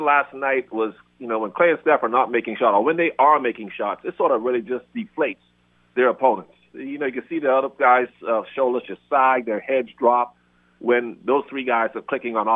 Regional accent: Bahamas; I'm from the Bahamas. I grew up in salt water

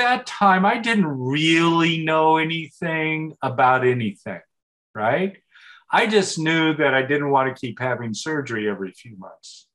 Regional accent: Portland, United States; I grew up in Portland

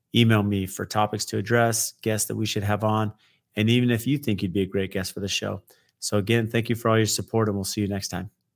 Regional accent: San Diego, California, United States; a young teenager growing up in San Diego

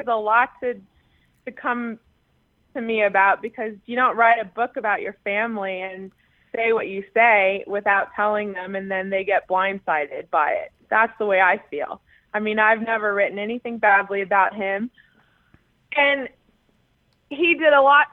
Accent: San Diego, California, United States; Growing up in San Diego on the beach

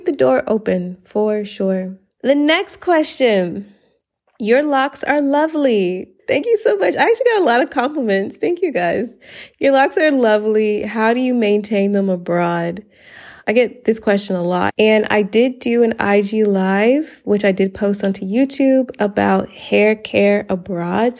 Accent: Atlanta, Georgia, United States; moved away as an adult; now in Spain; I am from Atlanta, chocolate city

